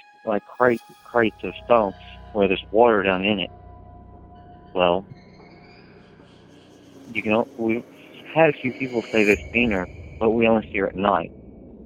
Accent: Tahlequah, Oklahoma, United States; I was born here in Tallahassee, Oklahoma

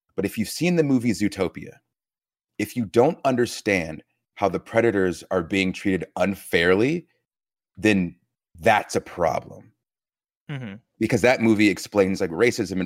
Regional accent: Georgia, United States; growing up in Georgia

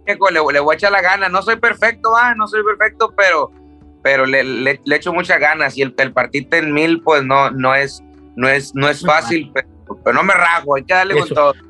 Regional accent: Tijuana, Baja California, Mexico; also born or lived in Culiacán; desde los seis yo crecí en, Tijuana

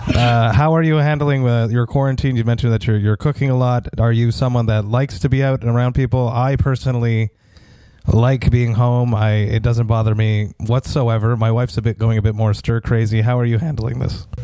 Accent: Montreal, Quebec, Canada; I'm from Montreal

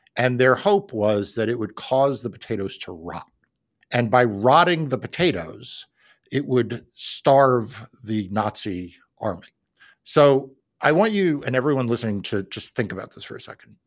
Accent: New York, United States; growing up in New York

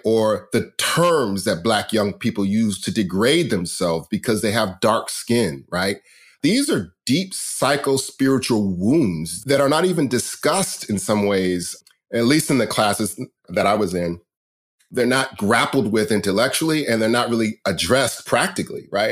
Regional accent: Riverside, California, United States; I grew up in Riverside, California

